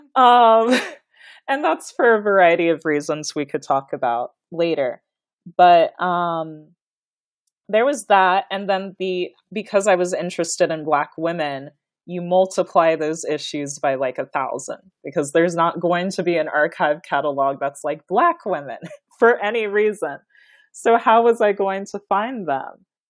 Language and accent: English; Kansas, United States; I was born and raised in Kansas